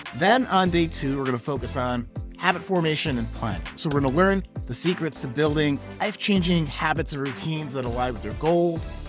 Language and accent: English; Midwest, United States; I'm from the Midwest. We call it pop.